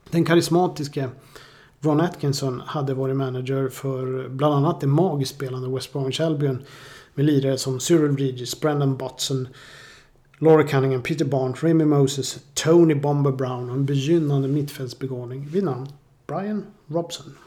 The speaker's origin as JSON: {"language": "Swedish", "town": "Boden", "region": "Norrbotten County", "country": "Sweden", "tie": "born or raised there", "moved": "yes", "said": "Jag växte upp i Boden en gång för länge sedan."}